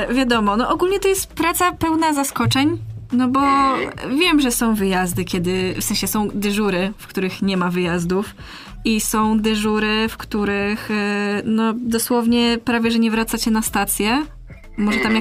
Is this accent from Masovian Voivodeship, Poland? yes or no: yes; Masovian Voivodeship, Poland; moved away as an adult; now in Poznań, Poland; ja jestem z małego miasta